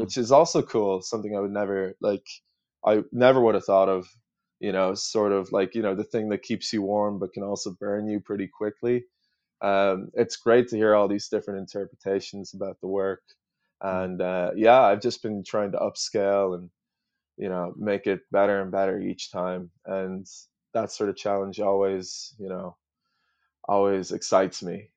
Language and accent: English; Ireland; also born or lived in United States; being an Irish person over in the States